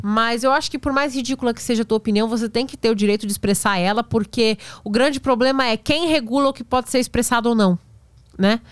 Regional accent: Praia Grande, São Paulo, Brazil; eu sou da Praia Grande, ali do lado

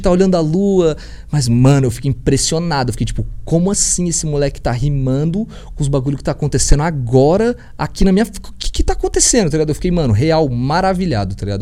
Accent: Brasília, Federal District, Brazil; first language Portuguese; eu sou do Lago Norte, é nós

